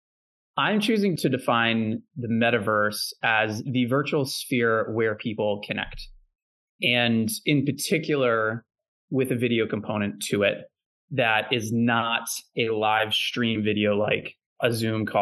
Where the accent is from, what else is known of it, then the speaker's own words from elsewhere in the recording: Natick, Massachusetts, United States; I grew up in a town called Natick in just outside Boston, Massachusetts